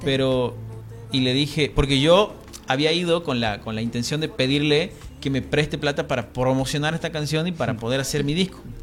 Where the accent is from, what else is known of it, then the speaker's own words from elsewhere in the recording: Tucumán, Argentina; accent: tucumano; mi acento tucumano